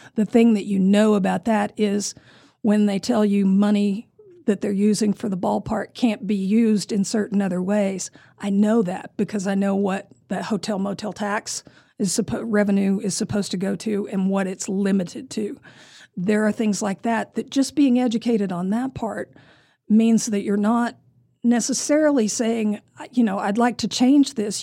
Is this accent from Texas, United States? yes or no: yes; Amarillo, Texas, United States; also born or lived in California; born and raised in Amarillo